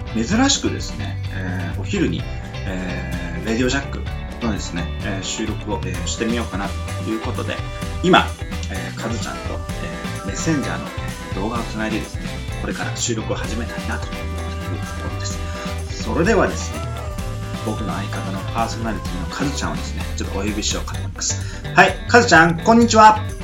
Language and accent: Japanese; Miyazaki, Japan; 僕の、あのー、出身地はね、宮崎なんですが